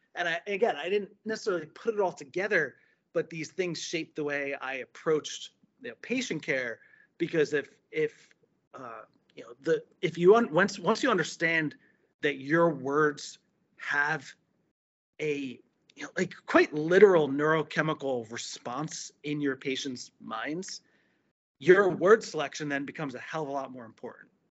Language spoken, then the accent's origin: English; New Jersey, United States; moved away as an adult; now in Florida, United States; I was uh, born and raised in New Jersey